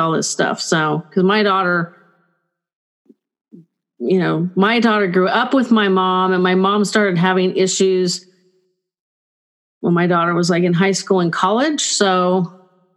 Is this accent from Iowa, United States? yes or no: no; California, United States; I'm typical Californian